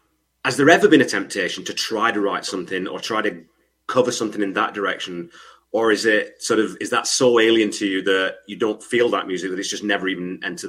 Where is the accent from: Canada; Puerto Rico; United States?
Canada; But being an English-Canadian, maybe I don't want to say it.